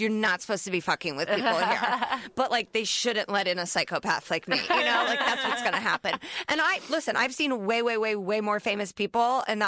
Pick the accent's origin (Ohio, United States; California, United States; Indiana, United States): Indiana, United States; Indianapolis; I'm from Indianapolis